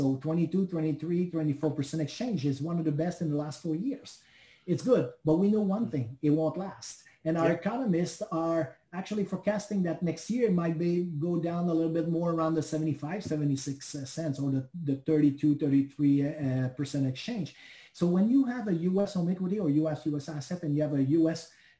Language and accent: English; Canada; because I cannot get a U.S. mortgage refinancing mortgage because I'm Canadian.